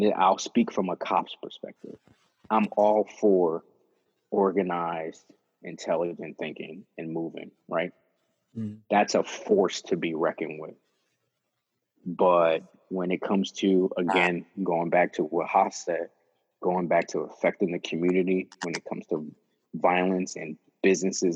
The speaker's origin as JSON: {"language": "English", "town": "Philadelphia", "region": "Pennsylvania", "country": "United States", "tie": "born or raised there", "said": "I grew up in Kensington"}